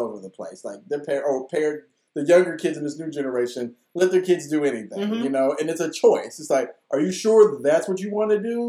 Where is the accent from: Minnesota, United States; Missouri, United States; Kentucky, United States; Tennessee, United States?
Kentucky, United States; Bowling Green and Russellville; we moved back and forth from Bowling Green to Russellville in Kentucky a couple of times